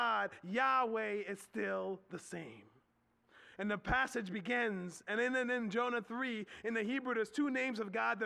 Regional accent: Philadelphia, Pennsylvania, United States; now in Harrisburg, United States; I grew up in Philadelphia

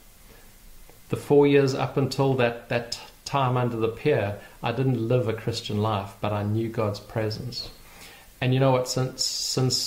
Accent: Port Elizabeth, Eastern Cape, South Africa; my hometown of Port Elizabeth

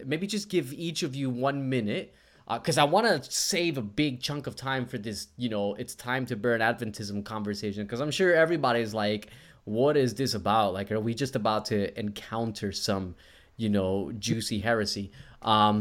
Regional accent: New Jersey, United States; now in Australia; I'm from Jersey and I went to public school in Jersey

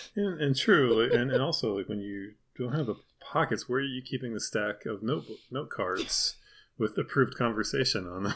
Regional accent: Deep South, United States; I was from the Deep South

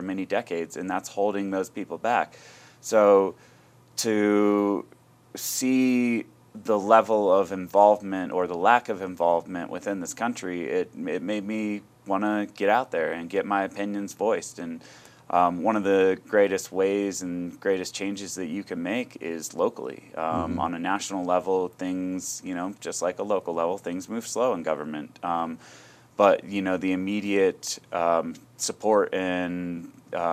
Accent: Aspen, Colorado, United States; growing up in Aspen, you know, coming from a, you know, middle-income family

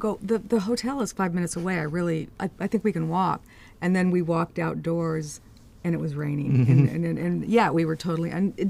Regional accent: Los Angeles, California, United States; I grew up in Los Angeles, which is essentially a desert.

